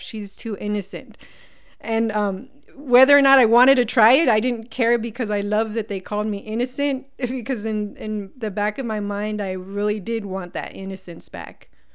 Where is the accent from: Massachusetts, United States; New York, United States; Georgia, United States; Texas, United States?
Texas, United States; El Paso; also born or lived in California; I was, um, born in California, but I grew up pretty much in El Paso. I was here by the time I was about five years old